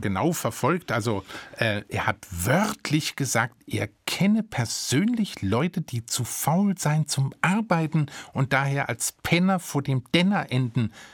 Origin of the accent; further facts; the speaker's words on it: Germany; von uns Deutschen